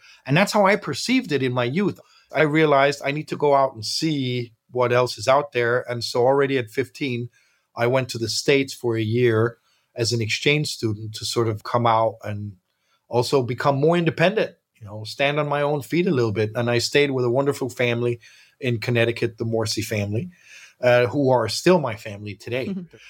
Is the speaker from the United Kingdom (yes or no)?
no; Copenhagen, Capital Region of Denmark, Denmark; I grew up here in Copenhagen, mixed parents.